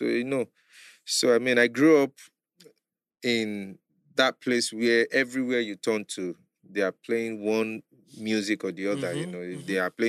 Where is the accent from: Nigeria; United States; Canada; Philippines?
Nigeria; Lagos; also born or lived in Ibadan; I grew up in Mushin with my parents. I get papa, I get mama, I'm a twin.